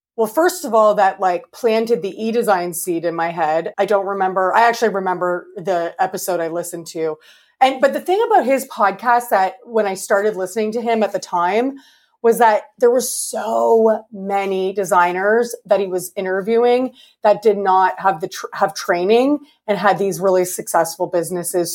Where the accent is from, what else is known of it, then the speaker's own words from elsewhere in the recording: Canada; I'm Canadian.